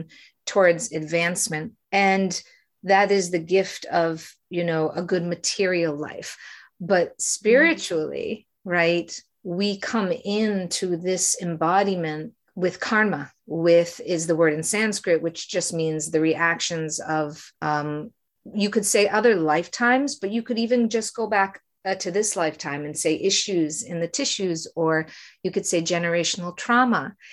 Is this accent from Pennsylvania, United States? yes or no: no; Framingham, Massachusetts, United States; moved away as an adult; also born or lived in New York / Los Angeles; I was raised in Framingham, Massachusetts